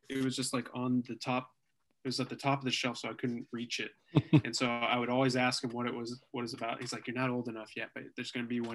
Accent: Denton, Texas, United States; we grew up in Denton, Texas

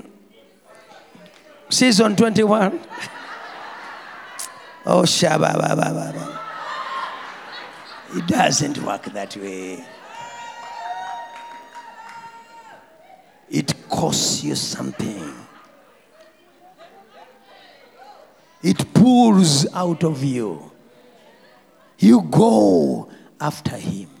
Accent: Kampala, Central Region, Uganda; I come from Natete

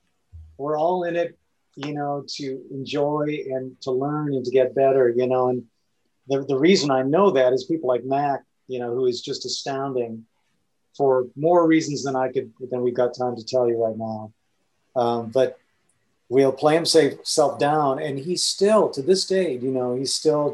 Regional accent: India; the other thing about growing up in India that really changed how I approach music

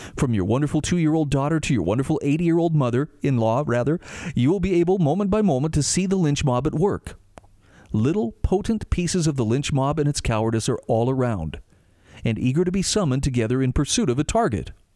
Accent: Utah, United States; my home state of Utah

